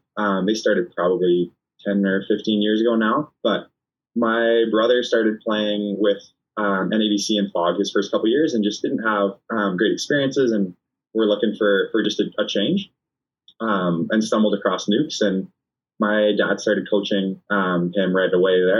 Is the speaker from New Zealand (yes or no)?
no; Canada; being a Canadian